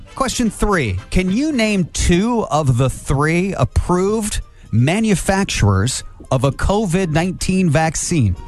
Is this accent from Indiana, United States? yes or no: yes; Angola, Indiana, United States; I grew up in Angola